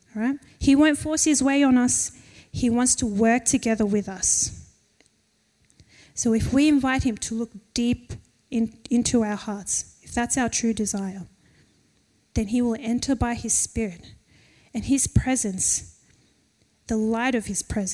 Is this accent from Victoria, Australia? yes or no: no; Penrith, New South Wales, Australia; we're from Penrith